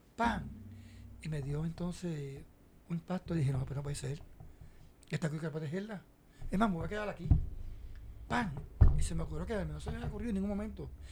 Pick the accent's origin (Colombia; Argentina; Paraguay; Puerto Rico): Puerto Rico; Cabo Rojo; Yo soy de Cabo Rojo